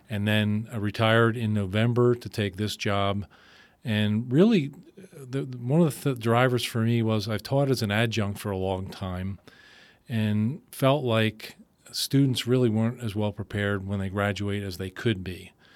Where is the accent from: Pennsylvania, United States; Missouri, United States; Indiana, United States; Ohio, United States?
Pennsylvania, United States; Philadelphia; moved away as an adult; also born or lived in Allentown, Pennsylvania; I'm originally from Philadelphia, spent most of my life there.